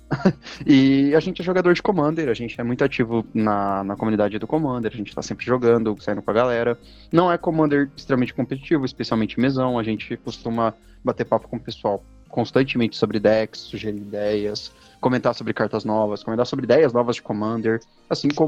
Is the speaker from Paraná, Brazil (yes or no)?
no; Minas Gerais, Brazil; now in São Paulo, Brazil; eu sou uma, um mineiro, de alguma forma eu vim de Minas Gerais, muito embora eu moro em São Paulo há 18 anos